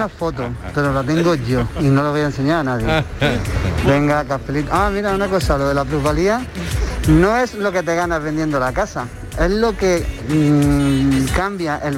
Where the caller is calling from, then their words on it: Granada, Andalusia, Spain; Ah, buenas tardes … de Granada.